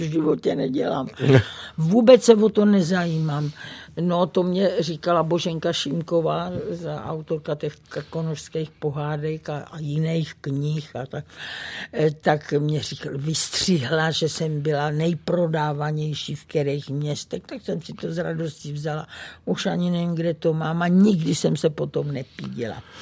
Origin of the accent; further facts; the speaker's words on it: Brno, South Moravian Region, Czechia; moved away; Brno, to je eh, můj rodný kout